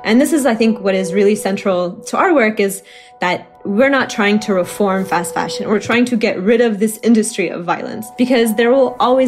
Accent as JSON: {"language": "English", "region": "Oklahoma", "country": "United States", "tie": "born or raised there", "moved": "as an adult", "lives_now": "Chicago, United States", "said": "as someone who was born and raised in Oklahoma"}